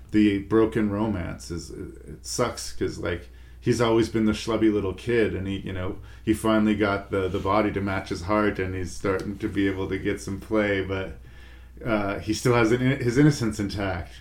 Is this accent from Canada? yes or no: yes; Canada